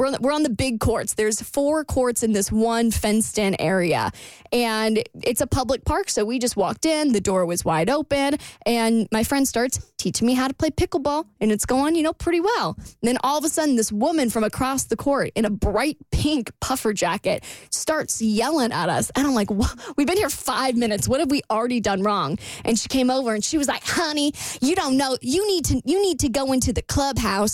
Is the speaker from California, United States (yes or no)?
no; Florida, United States; now in Atlanta, United States; back in my hometown when I lived there